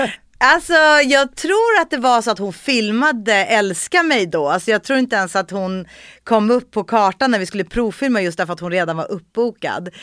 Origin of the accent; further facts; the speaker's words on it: Saltsjöbaden, Stockholm County, Sweden; jag är född och uppvuxen i Solsidan i Saltsjöbaden